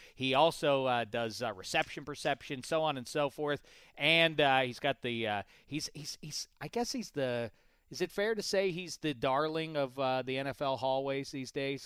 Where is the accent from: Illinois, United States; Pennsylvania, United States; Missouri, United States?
Pennsylvania, United States; Pittsburgh; I just went to all the pit games when I was growing up in Pittsburgh